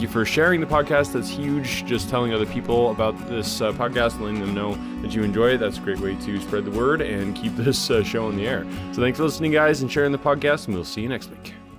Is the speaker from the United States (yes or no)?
yes; United States; my home country of America